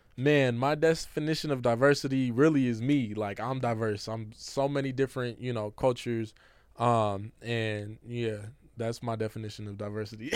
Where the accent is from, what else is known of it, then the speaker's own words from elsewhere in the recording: Seattle, Washington, United States; I grew up in Seattle